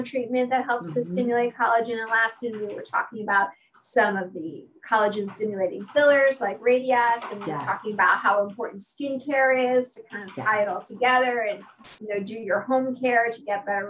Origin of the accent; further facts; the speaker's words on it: New York City, New York, United States; I'm a native New Yorker. I grew up in Brooklyn before Brooklyn was cool